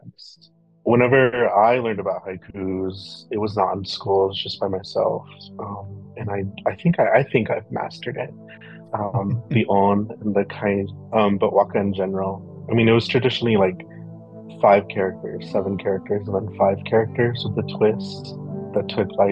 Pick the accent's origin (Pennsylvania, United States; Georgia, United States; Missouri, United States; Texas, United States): Texas, United States; Permian Basin; moved away; all of the poets who come from here